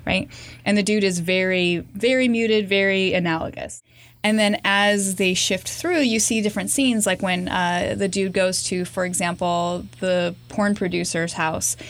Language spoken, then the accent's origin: English; California, United States; growing up in California and frequenting thrift stores